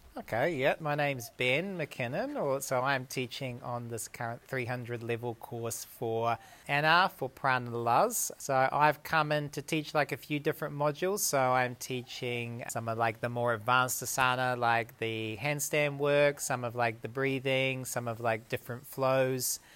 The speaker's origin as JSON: {"language": "English", "country": "New Zealand", "also_born_or_lived": "Dunedin, New Zealand / New South Wales, Australia", "moved": "as an adult", "lives_now": "Australia", "said": "I live about two hours south of Sydney, but originally I'm from New Zealand."}